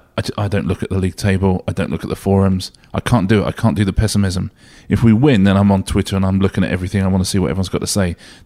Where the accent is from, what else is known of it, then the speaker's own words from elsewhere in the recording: Sussex, South East England, United Kingdom; I'm from Sussex, really.